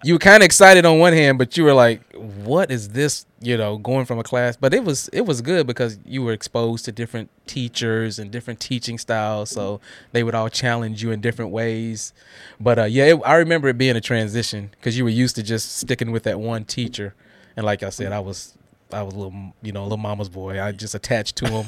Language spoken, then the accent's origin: English; Guthrie, Oklahoma, United States; now in Murfreesboro, United States; I grew up in Guthrie